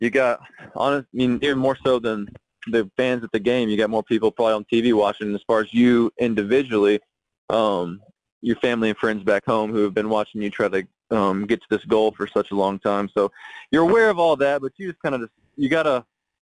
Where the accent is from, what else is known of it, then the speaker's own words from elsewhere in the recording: Tennessee, United States; I'm from Tennessee. We were close to, St. Louis is like Clark was right in the middle of St. Louis and Atlanta. So I went to a lot of Cardinal games growing up too